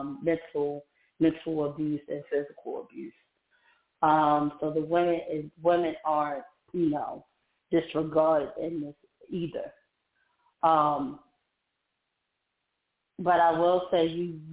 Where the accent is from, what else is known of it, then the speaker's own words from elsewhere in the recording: Maryland, United States; moved away as an adult; also born or lived in Georgia; right now I'm in Maryland. So I moved back to my hometown, but I live in the outskirts of Maryland.